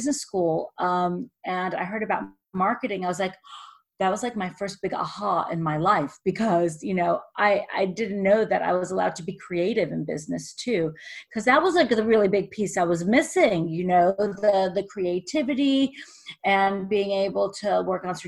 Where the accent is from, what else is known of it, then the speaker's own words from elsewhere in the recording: New York, United States; also born or lived in Russia / Israel / Boston; I was born in Russia, then we moved to Israel, and then I was raised in New York